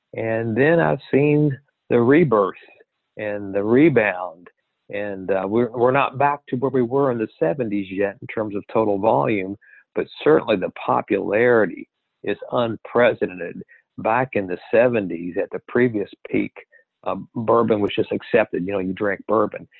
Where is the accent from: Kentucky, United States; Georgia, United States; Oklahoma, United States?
Kentucky, United States; growing up in Kentucky and and uh, you would have family members or the school would have people who were working in distillery